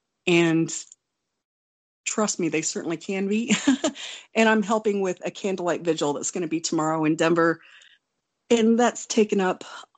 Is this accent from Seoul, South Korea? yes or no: no; Wonju, Gangwon, South Korea; born there; I was born in Wonju, South Korea. I'm Korean